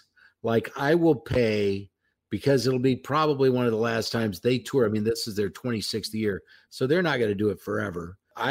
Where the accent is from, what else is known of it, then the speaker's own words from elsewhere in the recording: Houston, Texas, United States; now in Minneapolis, United States; I moved to Minneapolis from Houston, and this Super Bowl was in Houston. So I knew all my way around town. I didn't even get a hotel. I stayed with family and friends.